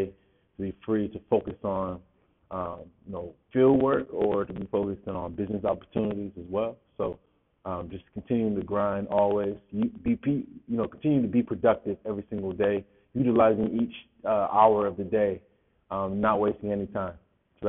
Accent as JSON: {"language": "English", "town": "Rochester", "region": "New York", "country": "United States", "said": "I'm from Rochester, New York, so All Greater Rochester football player."}